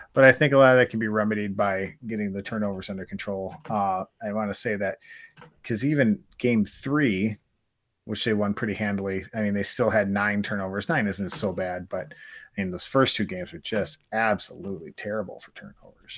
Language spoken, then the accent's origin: English; Wisconsin, United States; we're from Wisconsin